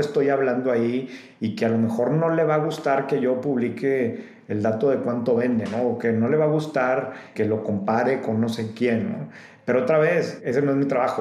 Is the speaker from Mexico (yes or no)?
yes; Mexico; como mexicanos o como gente que no vives en Estados Unidos